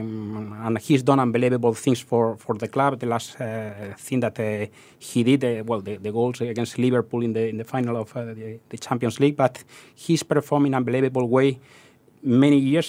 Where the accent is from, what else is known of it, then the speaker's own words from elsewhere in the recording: southeast of Spain, Spain; English is a second language; moved away as an adult; also born or lived in Madrid; now in Singapore; I'm not from Madrid. I'm from the southeast of Spain